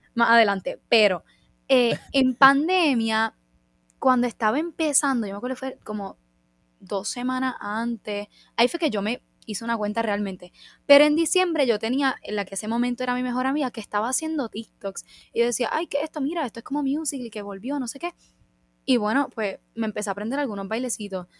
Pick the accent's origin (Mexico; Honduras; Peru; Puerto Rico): Puerto Rico; como de puertorriqueños tenemos mucho de España